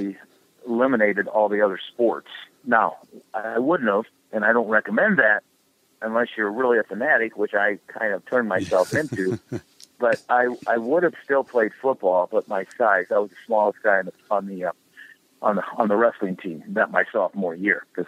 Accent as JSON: {"language": "English", "town": "Waterloo", "region": "Iowa", "country": "United States", "tie": "born or raised there", "said": "my hometown of Waterloo, Iowa, had three high schools within the local community."}